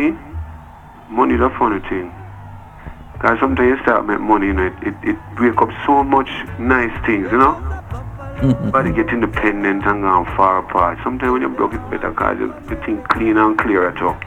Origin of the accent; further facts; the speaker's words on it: Kingston, Jamaica; the whole of us grew up in the same area. That's a battle line. I'm from Denhamtown, I'm from Trenchtown